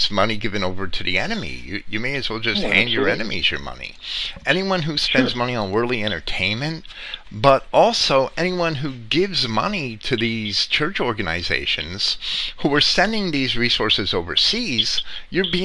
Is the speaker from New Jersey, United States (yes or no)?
yes; New Jersey, United States; also born or lived in Virginia; I was born in Virginia to transplant parents, I was raised in New Jersey because that was where my father could get the most work